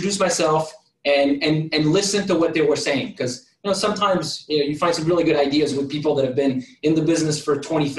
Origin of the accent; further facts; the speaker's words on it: France; English is a second language; moved away as an adult; now in United States; So I was born in France, moved to the United States when I was 18, went to community college, learned English